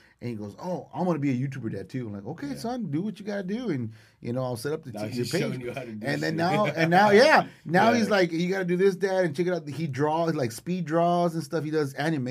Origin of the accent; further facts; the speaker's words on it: Donna, Texas, United States; my hometown, been eyeballing Donna, ISD